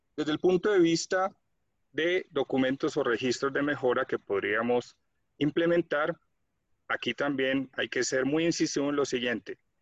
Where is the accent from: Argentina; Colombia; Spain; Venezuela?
Colombia; soy de Colombia